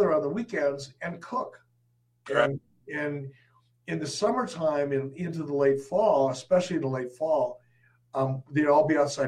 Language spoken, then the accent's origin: English; Detroit, Michigan, United States; also born or lived in Cave Creek, Arizona; now in Wyoming, United States; growing up in Detroit